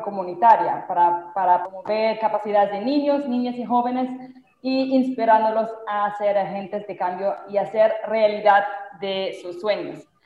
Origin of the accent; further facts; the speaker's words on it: Germany; Spanish is a second language; moved away as an adult; now in Santa Marta, Colombia; de mi país, de Alemania